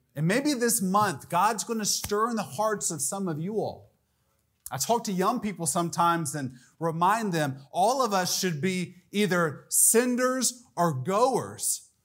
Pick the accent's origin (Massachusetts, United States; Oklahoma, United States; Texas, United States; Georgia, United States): Georgia, United States; Atlanta; moved away as an adult; also born or lived in Latin America; I grew up in the Atlanta area